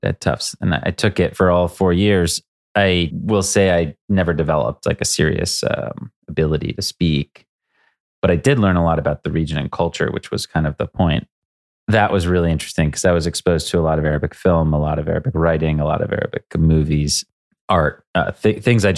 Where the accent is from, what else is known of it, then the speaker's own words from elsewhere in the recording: United States; also born or lived in Boston; I grew up in a series of towns outside of New York City